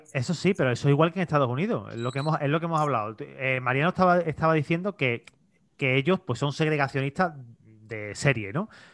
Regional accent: Seville, Andalusia, Spain; yo haber sido nacido español, criado español, bueno, sevillano, nacido sevillano también

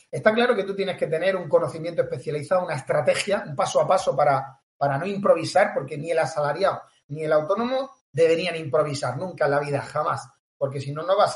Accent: Tarragona, Catalonia, Spain; now in Cambrils, Spain; Así que yo soy catalán, soy catalán.

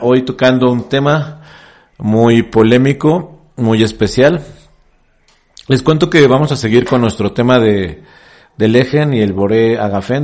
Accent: Mexico; En mi país, en México

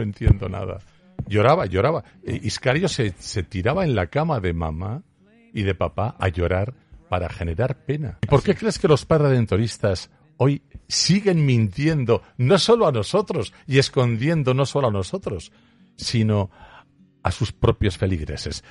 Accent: Aragon, Spain; solo soy un zapatero aragonés

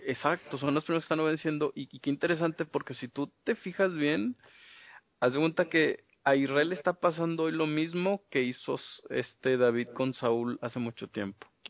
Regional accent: Mexico; venimos de México.

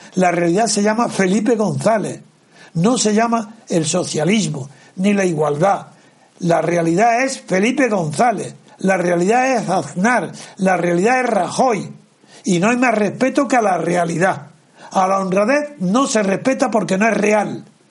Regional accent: Andalusia, Spain; moved away; yo soy andaluz como tú, pero tú eres ejerciente, yo no, yo estoy excedente. Yo vivo fuera de Andalucía

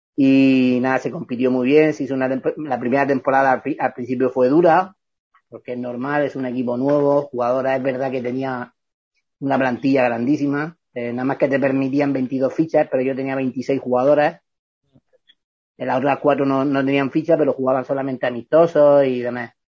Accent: Vega Baja, Valencian Community, Spain; moved away as an adult; also born or lived in Elche; yo soy de la Vega Baja, yo no soy de Elche

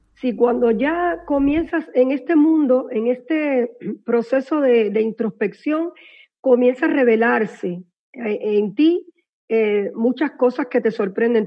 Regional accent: Cuba; soy cubana

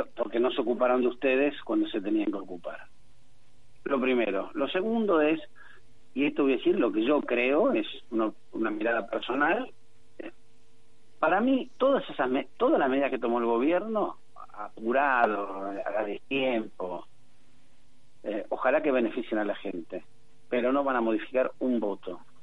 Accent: San Miguel, Buenos Aires Province, Argentina; soy de San Miguel, nací en San Miguel, vuelvo a San Miguel todos los días de mi vida

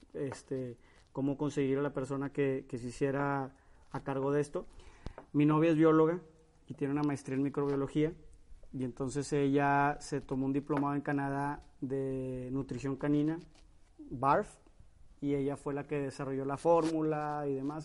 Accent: Monterrey, Nuevo León, Mexico; somos regiomontanos

